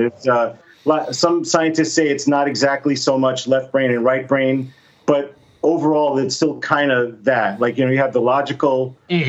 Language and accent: English; Miami, Florida, United States; I grew up in Miami, which is about four hours away from Disney World